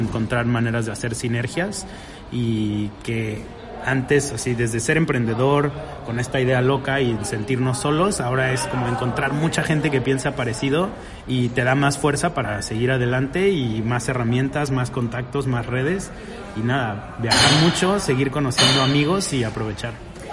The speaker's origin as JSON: {"language": "Spanish", "country": "Mexico", "said": "no somos cuatro tíos mexicanos ahí en la Ciudad de México"}